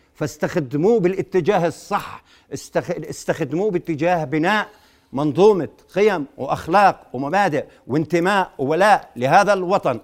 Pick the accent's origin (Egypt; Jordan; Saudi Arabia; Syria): Jordan